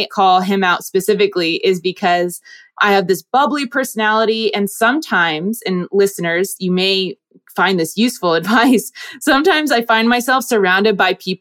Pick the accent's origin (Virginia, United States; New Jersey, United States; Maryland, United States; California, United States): New Jersey, United States; moved away as an adult; also born or lived in Europe; I grew up in Jersey